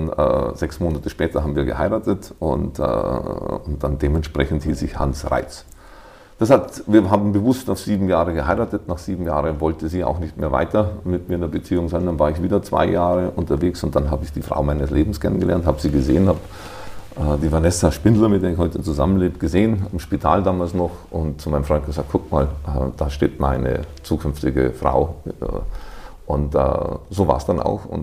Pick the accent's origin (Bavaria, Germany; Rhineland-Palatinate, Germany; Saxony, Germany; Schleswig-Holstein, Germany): Bavaria, Germany; Kelheim district, Lower; also born or lived in Bad Abbach / Abensberg; now in Wiesbaden, Germany; Nee, ich komme aus Niederbayern.